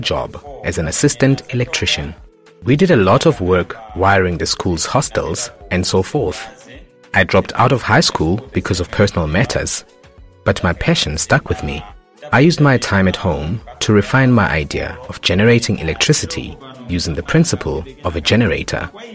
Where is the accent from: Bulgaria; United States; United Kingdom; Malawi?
Malawi; Mzimba, Northern Region; I was born in Mzimba, in the north of Malawi